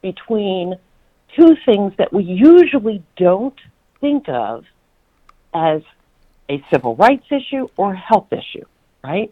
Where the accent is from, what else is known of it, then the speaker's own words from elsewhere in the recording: New York City, New York, United States; I'm from the South Bronx